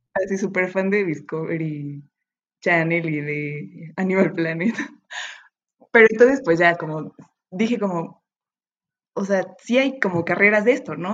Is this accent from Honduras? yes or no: no; Metepec, State of Mexico, Mexico; moved away as an adult; now in Puebla, Mexico; yo soy de, de Toluca, de Metepec, Estado de México